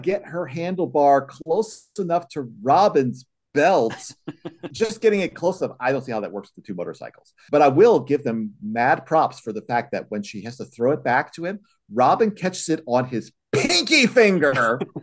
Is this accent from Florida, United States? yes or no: no; Chicago, Illinois, United States; I was in the Chicago area myself